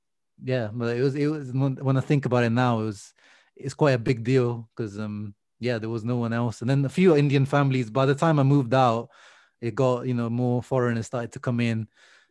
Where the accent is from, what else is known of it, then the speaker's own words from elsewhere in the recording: Emilia-Romagna, Italy; English is a second language; Yeah, I grew up in Italy, in a small, very small village in Modena. A village literally has one bar and one shop.